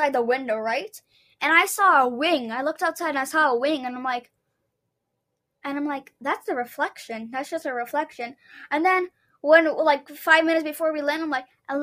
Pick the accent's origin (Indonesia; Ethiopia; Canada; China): Canada; we're just Canadian, we're just Canadiani